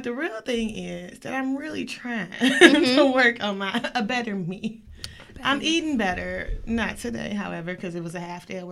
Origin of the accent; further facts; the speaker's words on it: Detroit, Michigan, United States; I'm from Detroit